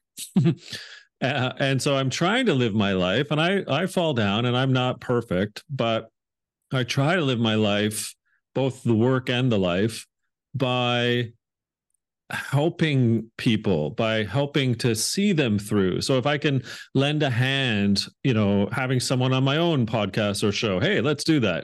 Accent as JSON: {"language": "English", "town": "Hamilton", "region": "Ontario", "country": "Canada", "tie": "born or raised there", "also_born_or_lived": "England", "said": "I grew up outside of Toronto, uh, Ontario, um, in Canada, uh, about forty-five minutes down the road in a town called Hamilton"}